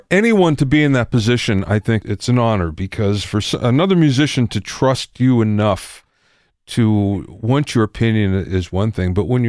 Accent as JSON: {"language": "English", "region": "Pennsylvania", "country": "United States", "tie": "born or raised there", "said": "I grew up in Pennsylvania."}